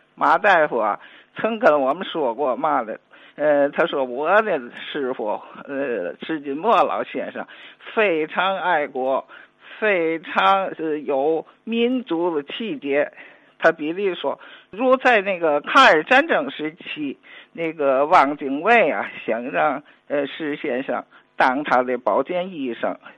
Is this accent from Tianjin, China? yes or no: yes; Tianjin, China; 我也那个作为天津人吧